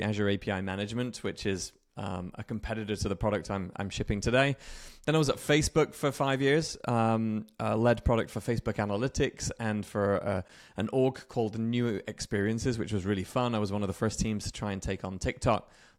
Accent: United Kingdom; moved away as an adult; now in Redmond, United States; I'm British, if you can still hear the remnants in my accent, but live in the west coast of the US.

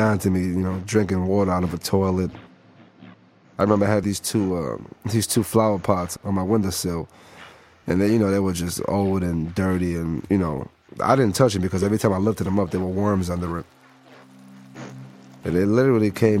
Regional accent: United States; as an American

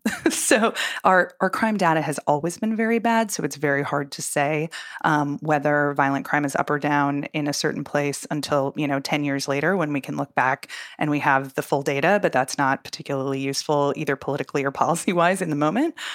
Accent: Minnesota, United States; even in Minneapolis, um, in my home state

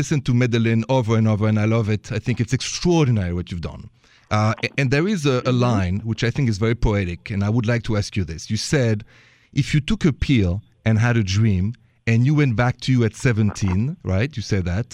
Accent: France; now in Chicago, United States; me and all my friends, all the French boys

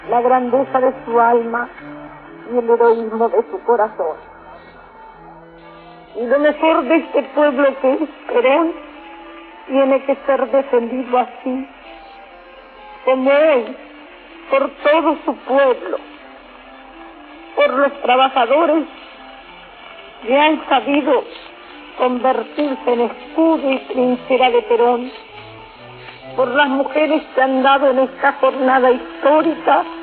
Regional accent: Argentina; mi corazón de mujer argentina y cronista

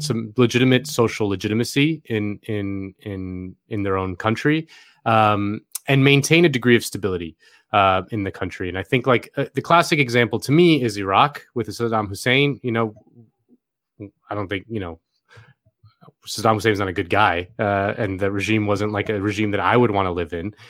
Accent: Florida, United States; my home state of Florida

